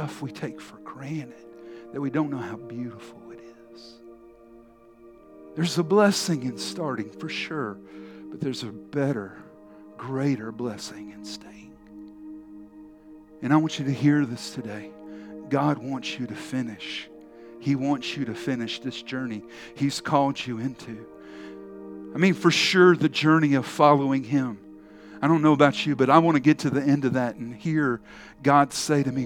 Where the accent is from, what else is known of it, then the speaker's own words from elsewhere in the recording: Charleston, South Carolina, United States; I grew up in Charleston, South Carolina